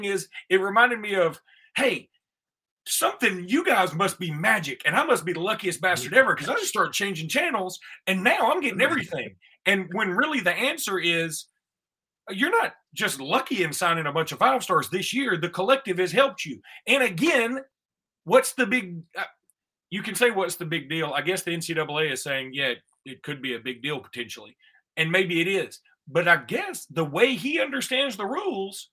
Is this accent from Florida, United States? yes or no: no; Alexander City, Alabama, United States; When I was young and I grew up in Ellic City on Lake Martin